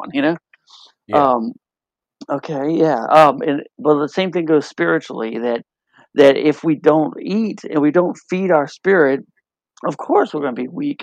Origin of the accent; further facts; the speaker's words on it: New Orleans, Louisiana, United States; I'm from New Orleans. You know, we like to eat